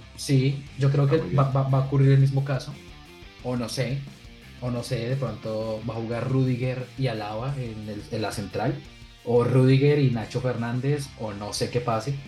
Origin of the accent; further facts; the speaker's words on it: Colombia; now in Valencia, Spain; somos dos jóvenes colombianos, sin embargo yo me encuentro en la ciudad de Valencia, España